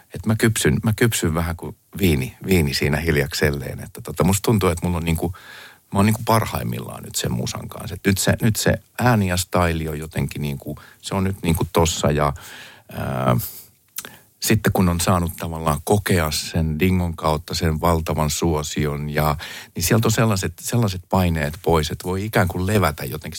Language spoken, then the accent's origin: Finnish; Finland; also born or lived in United States; Mä, mä oon Suomesta